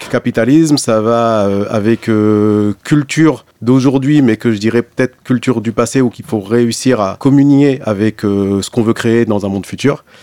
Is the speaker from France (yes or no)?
no; Blida, Blida Province, Algeria; also born or lived in Algiers; Babelwed, bah, euh, c'est là où je suis né. Après, moi, j'ai grandi à Blida, donc euh, babel c'est euh, en plus un quartier d'Alger.